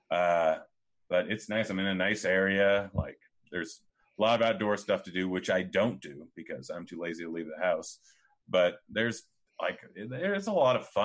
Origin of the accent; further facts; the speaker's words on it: Bend, Oregon, United States; I used to, I grew up in Bend for a little bit, and I used to go up to Bachelor like every single week.